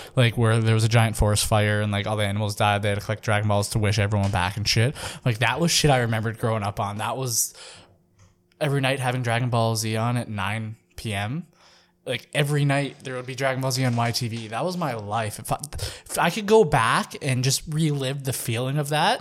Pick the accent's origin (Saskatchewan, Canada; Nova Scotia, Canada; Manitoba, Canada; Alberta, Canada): Saskatchewan, Canada; I'm from Saskatchewan